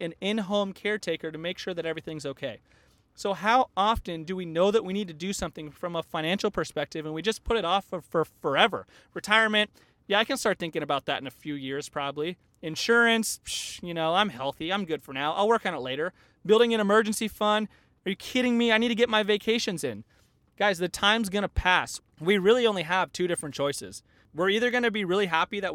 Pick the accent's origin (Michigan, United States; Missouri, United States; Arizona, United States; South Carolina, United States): Arizona, United States; Tucson; moved away as an adult; now in Northern California, United States; I spent like 18 or 20 years of my life growing up in Tucson